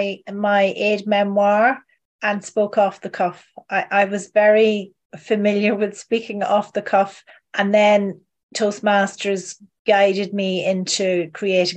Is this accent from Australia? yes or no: no; Donegal, Ulster, Ireland; also born or lived in London; now in Cork, Ireland; I come from Donegal, but I am a plastic paddy. So I was born in London to Irish parents, been raised the Irish way, and we moved back in the 70s to a little island off the coast of Donegal